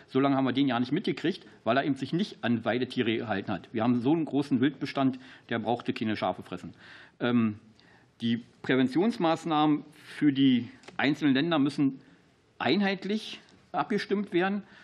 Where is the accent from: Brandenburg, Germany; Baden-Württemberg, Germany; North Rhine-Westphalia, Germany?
Brandenburg, Germany; Für mich als Brandenburger